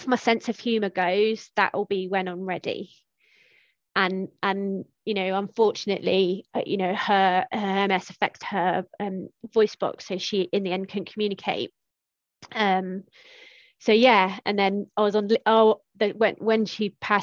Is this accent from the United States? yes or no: no; Tiverton, South West England, United Kingdom; moved away as an adult; also born or lived in Exeter / Lossiemouth; small town in Devon